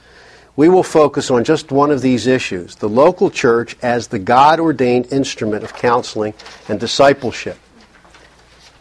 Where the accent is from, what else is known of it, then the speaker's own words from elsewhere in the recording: Philadelphia, Pennsylvania, United States; I grew up in Philly